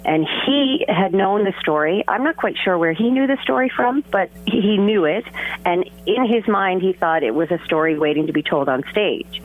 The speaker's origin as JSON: {"language": "English", "town": "St. John's", "region": "Newfoundland and Labrador", "country": "Canada", "tie": "born or raised there", "said": "I was in grade eight at Pius 10th in St. John's"}